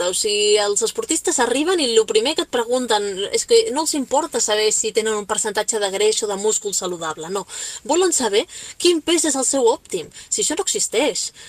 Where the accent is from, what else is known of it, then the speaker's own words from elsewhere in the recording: Catalonia, Spain; pues què t'he de dir jo si sóc catalana?